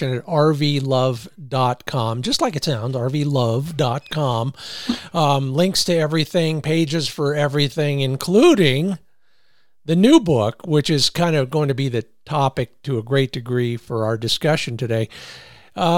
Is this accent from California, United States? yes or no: yes; Los Angeles, California, United States; I grew up in Los Angeles